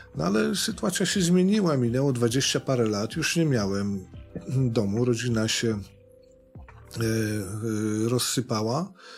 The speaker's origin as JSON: {"language": "Polish", "region": "Sudetes", "country": "Poland", "said": "u nas w Sudetach"}